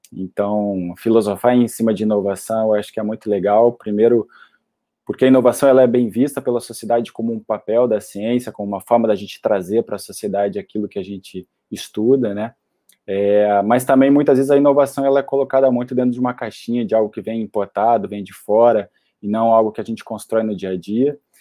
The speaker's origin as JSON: {"language": "Portuguese", "town": "Curitiba", "region": "Paraná", "country": "Brazil", "tie": "born or raised there", "also_born_or_lived": "Florianópolis", "moved": "as an adult", "said": "eu cresci em Curitiba e fui fazer a faculdade e me formar em Florianópolis"}